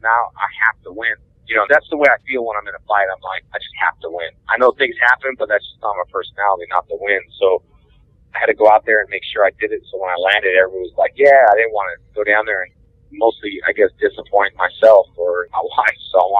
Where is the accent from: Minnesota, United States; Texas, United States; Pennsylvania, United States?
Texas, United States; Houston; then I'll be here in my hometown in Houston at Space City